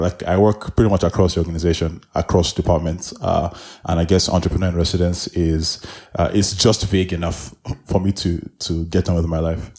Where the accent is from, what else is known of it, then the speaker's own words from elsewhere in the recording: Nigeria; now in Nairobi, Kenya; I am Nigerian, I live in Nairobi